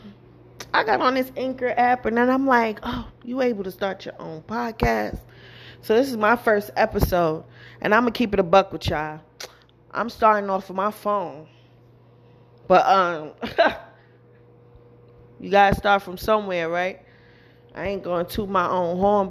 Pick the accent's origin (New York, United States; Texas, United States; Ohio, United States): New York, United States; I'm from New York